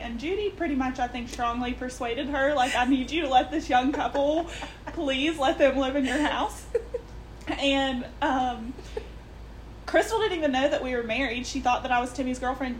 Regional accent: Richwood, United States; I grew up in Richwood in the middle of town.

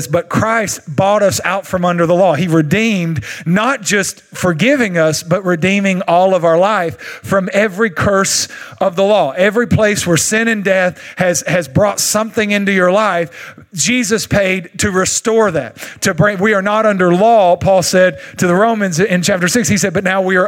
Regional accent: Longview, Texas, United States; accent: East Texan; I'm from Longview, and we don't really even speak English here. It's more a thing that we do called Texan, East Texan

